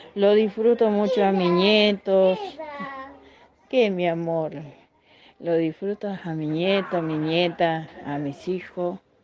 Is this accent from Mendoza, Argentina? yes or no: no; Corrientes, Argentina; moved away; Soy una correntina con mucho orgullo que, que amo que amo mi provincia, mi ciudad mis campos, mi colonia